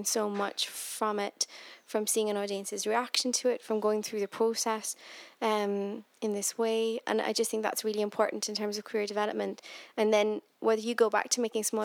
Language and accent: English; Cork, Munster, Ireland; moved away as an adult; now in Scotland, United Kingdom; my hometown of Cork